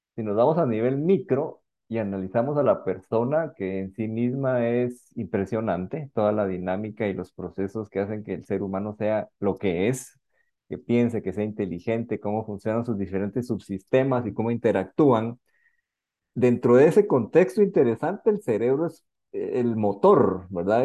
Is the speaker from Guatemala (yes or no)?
yes; Guatemala; realmente soy un guatemalteco